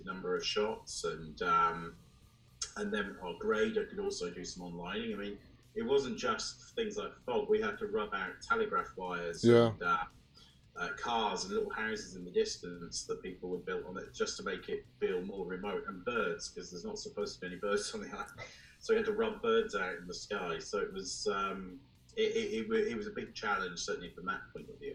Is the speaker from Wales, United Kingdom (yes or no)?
yes; North Wales, United Kingdom; And I grew up in North Wales, which is just further down the coast from where that is.